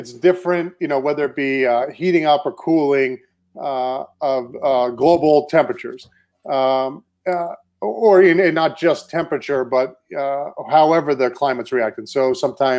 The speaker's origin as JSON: {"language": "English", "area": "Cape Cod", "region": "Massachusetts", "country": "United States", "also_born_or_lived": "Maine / Houston", "moved": "as an adult", "said": "I'm originally from Cape Cod, Massachusetts."}